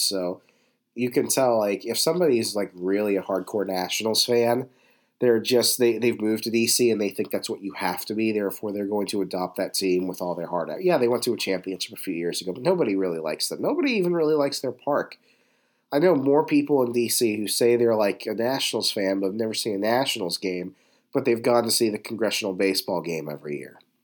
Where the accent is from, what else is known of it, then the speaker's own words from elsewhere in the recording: Northern Virginia, United States; having learned to drive and growing up in Virginia